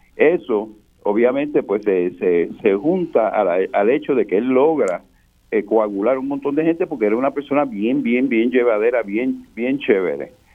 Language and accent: Spanish; Fajardo, Puerto Rico; Yo soy de Fajardo y yo tuve la suerte de conocer a, la plena en su, en su, nacimiento de barrio